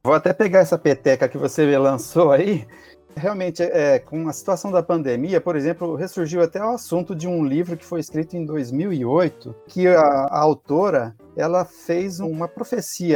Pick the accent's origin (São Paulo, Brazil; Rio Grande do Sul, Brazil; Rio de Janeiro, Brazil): São Paulo, Brazil; Campinas; moved away as an adult; also born or lived in Seridó, Rio Grande do Norte / Distrito Federal; eu sou natural de Campinas, estado de São Paulo